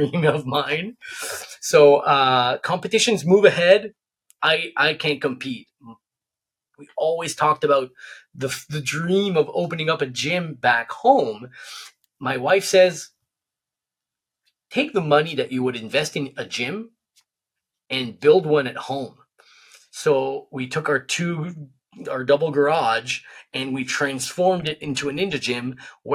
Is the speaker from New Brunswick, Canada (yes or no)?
yes; New Brunswick, Canada; I'm from New Brunswick, a really remote area